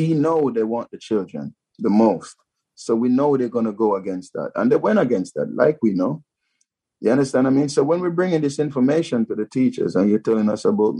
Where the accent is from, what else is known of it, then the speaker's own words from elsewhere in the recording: Jamaica; now in United Kingdom; I'm a black man and I'm from Jamaica